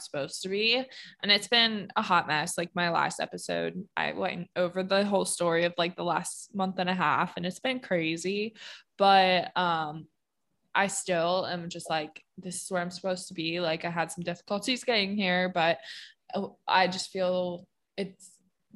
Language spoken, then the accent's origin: English; Pennsylvania, United States; moved away as an adult; I just have no connection to Pennsylvania and no draw to be there or live there